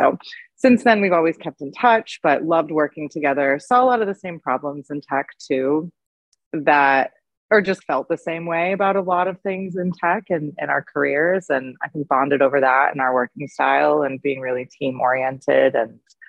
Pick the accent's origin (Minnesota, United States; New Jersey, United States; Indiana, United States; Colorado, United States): Indiana, United States; moved away as an adult; now in Bay Area, United States; I've been in the industry for about 13 years, working out of the Bay Area. I'm originally from Indiana. I moved out here after college